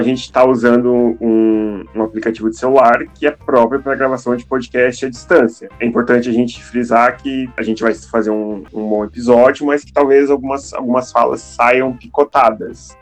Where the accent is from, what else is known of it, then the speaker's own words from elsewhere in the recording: Joinville, Santa Catarina, Brazil; now in Curitiba, Brazil; eu sou de Joinville, Santa Catarina, mas moro aqui em Curitiba tem dois anos.